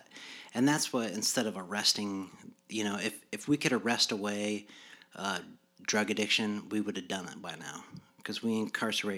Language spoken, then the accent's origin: English; Yorktown, United States; I come from Yorktown